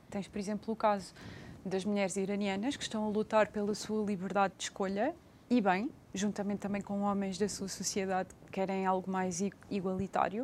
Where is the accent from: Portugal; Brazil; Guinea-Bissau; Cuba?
Portugal